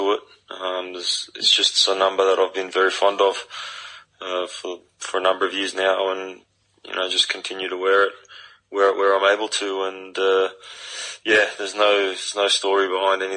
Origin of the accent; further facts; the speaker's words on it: Sydney, New South Wales, Australia; moved away; grew up at Western Sydney, know the area very well. I know it's changed a little bit since I last lived there